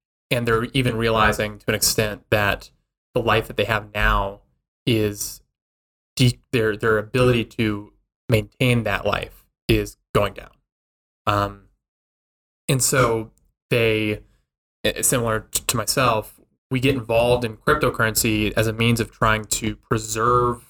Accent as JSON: {"language": "English", "town": "Albuquerque", "region": "New Mexico", "country": "United States", "tie": "born or raised there", "said": "I grew up in Albuquerque, New Mexico."}